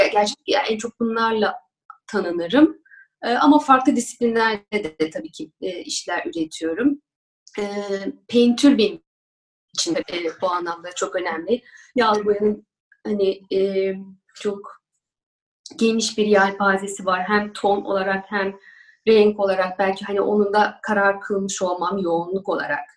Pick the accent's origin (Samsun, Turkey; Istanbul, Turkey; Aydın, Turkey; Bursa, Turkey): Istanbul, Turkey; also born or lived in Ankara; Ben 1979 Ankara doğumluyum. 3-4 yaşlarından beri İstanbul'dayım.